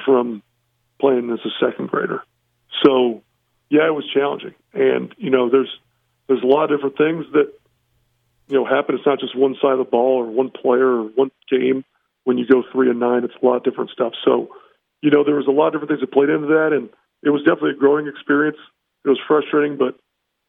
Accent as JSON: {"language": "English", "town": "Indianapolis", "region": "Indiana", "country": "United States", "tie": "born or raised there", "also_born_or_lived": "Notre Dame, Indiana", "moved": "yes", "lives_now": "Harrisonburg, United States", "said": "That's where I'm born and raised, yep. Downtown"}